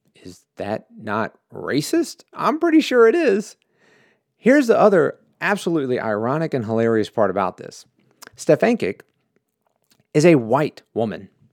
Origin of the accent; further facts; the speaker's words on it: United States; I grew up in America